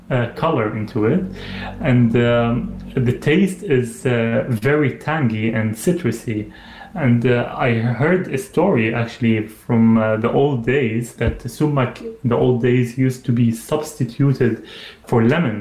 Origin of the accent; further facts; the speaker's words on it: Saudi Arabia; So I grew up in Saudi Arabia. My parents, they were working there. My dad had his business.